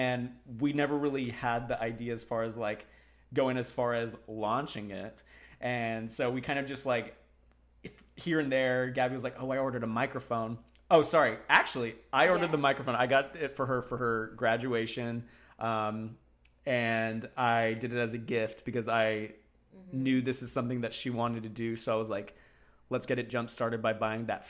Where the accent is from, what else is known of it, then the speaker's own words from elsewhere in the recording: Texas, United States; now in South Florida, United States; I grew up in Texas.